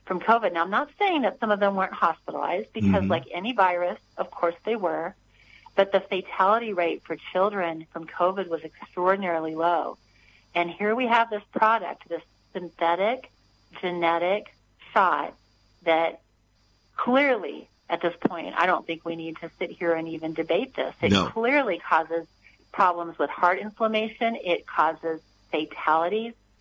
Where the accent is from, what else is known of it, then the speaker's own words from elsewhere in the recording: United States; I was born here in America where we had freedom